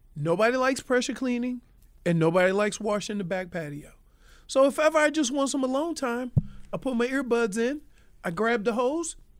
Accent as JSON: {"language": "English", "region": "Louisiana", "country": "United States", "said": "I'm from Louisiana"}